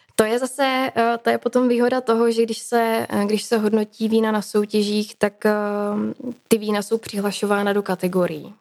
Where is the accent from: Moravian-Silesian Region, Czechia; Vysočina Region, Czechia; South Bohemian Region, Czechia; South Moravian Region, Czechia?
Moravian-Silesian Region, Czechia; Třinec; Já vlastně pocházím ze Severní Moravy, nebo teda ze Slezska, z Třince, z, průmyslové, z průmyslového regionu.